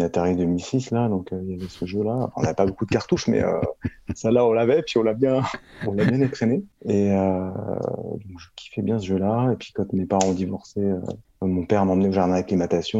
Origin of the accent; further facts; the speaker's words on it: Paris, Île-de-France, France; Je suis né à Paris, j'ai grandi à Paris.